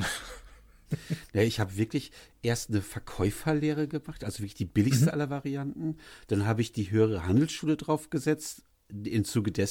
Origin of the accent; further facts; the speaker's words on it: Leverkusen, North Rhine-Westphalia, Germany; born there; ich bin ja, ich bin ja gebürtiger Leverkusen